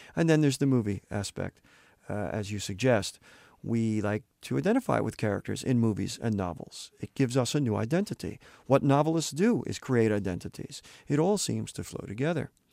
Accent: Santa Barbara, California, United States; my hometown, Santa Barbara

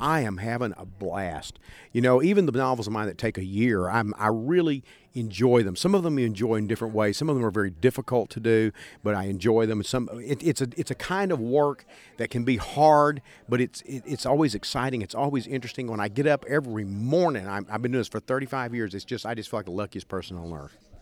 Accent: East Texas, United States; growing up in East Texas, that's a kind of sense of humor that a lot of people have

